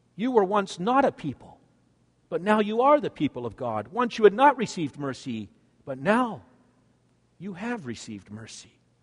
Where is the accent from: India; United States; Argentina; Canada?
Canada; I'm a Canadian. for I was born in Canada